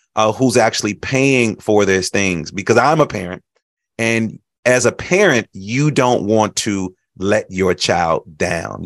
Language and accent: English; Chicago, Illinois, United States; I grew up in Chicago